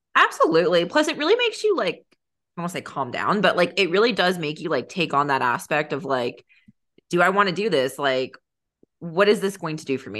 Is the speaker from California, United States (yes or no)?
yes; San Diego, California, United States; moved away as an adult; I grew up in San Diego, so until college I lived in San Diego